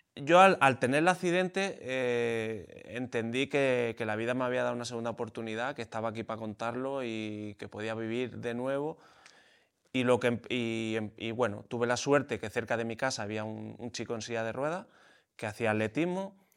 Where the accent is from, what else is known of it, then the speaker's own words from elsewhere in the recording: Spain; corría en España, hacía carreritas ahí por la región donde yo vivía